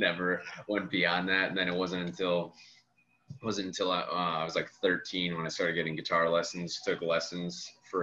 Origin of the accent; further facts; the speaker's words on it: Janesville, Wisconsin, United States; moved away as an adult; now in Milwaukee, United States; I'm from, I grew up in Janesville, Wisconsin.